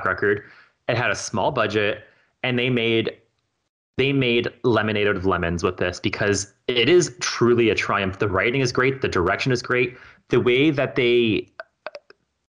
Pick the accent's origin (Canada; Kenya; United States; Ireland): Canada; we're Canadian